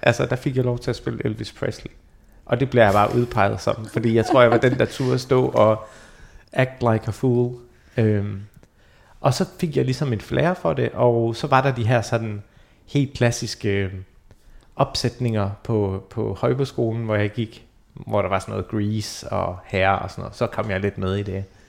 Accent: Denmark; also born or lived in Iraq; jeg er født i Irak og kom til Danmark i 92

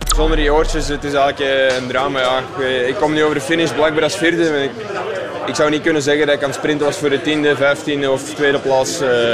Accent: Belgium; Als Belg

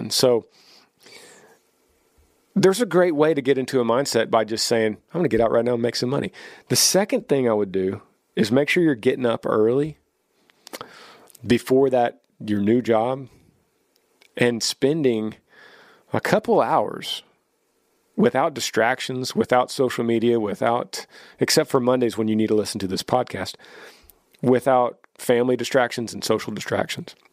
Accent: Ohio, United States; moved away as an adult; now in South Carolina, United States; We're originally from Ohio, funny that I misspoke Ohio earlier. And all of our family lives in Ohio still. We moved to South Carolina for a job opportunity for my husband almost five years ago now.

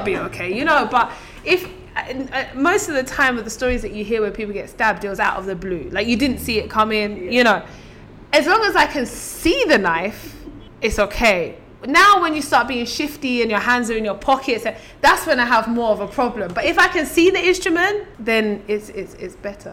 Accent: London, United Kingdom; born or raised there

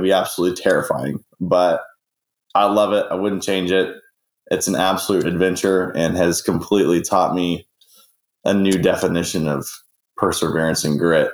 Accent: Northwest Oklahoma, United States; I grew up in Northwest Oklahoma

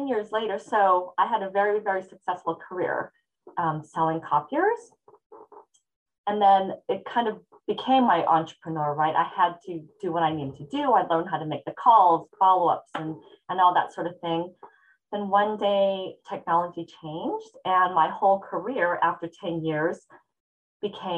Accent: Hawaii, United States; moved away as an adult; now in California, United States; I'm born and raised in Hawaii

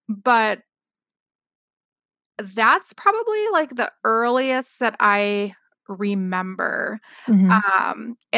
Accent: Wisconsin, United States; Yes. Yes.

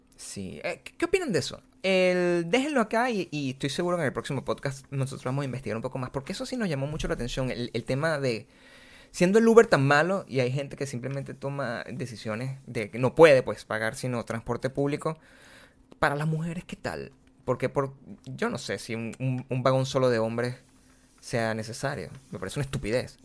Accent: Venezuela; moved away; si nosotros venimos de Venezuela

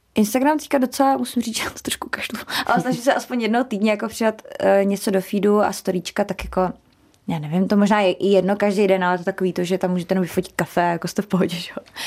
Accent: Czechia; u nás v Česku

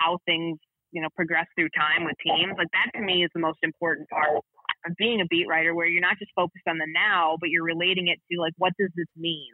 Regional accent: Chicago, Illinois, United States; also born or lived in Bay Area; now in Minnesota, United States; I grew up in Chicago

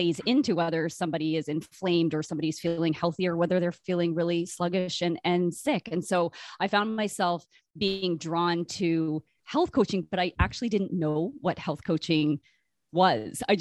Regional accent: Brockville, Ontario, Canada; now in Winnipeg, Canada; I did not grow up here. I grew up in Brockville, Ontario, kind of between Toronto and Ottawa.

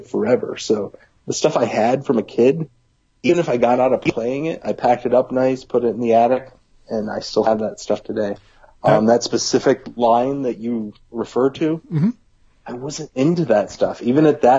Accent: United States; I grew up near Canada

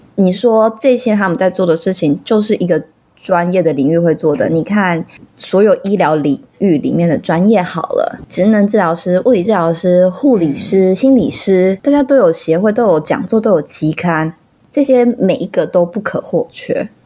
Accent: Taiwan; 我们台湾人

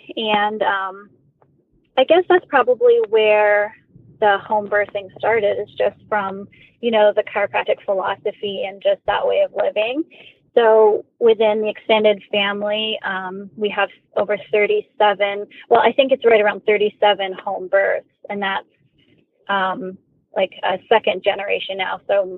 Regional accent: Canada; now in Raleigh, United States; I'm originally from Canada, but now I live in Raleigh, North Carolina

